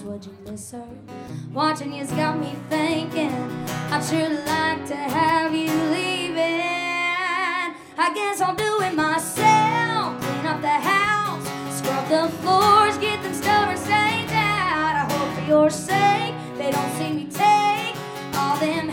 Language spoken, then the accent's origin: English; Columbia, South Carolina, United States; I'm from South Carolina, Columbia specifically